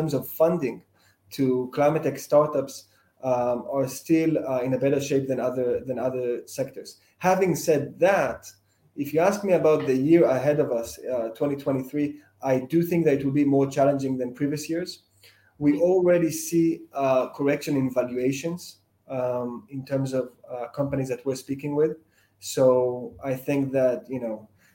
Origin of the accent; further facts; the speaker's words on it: Israel; moved away as an adult; also born or lived in United States; now in London, United Kingdom; I've lived in a few different places, but most of my childhood, I lived in Israel